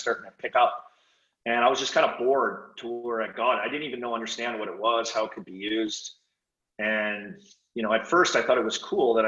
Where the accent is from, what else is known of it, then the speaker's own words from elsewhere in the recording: Saskatoon, Saskatchewan, Canada; now in United States; growing up in Hockey Canada and Saskatoon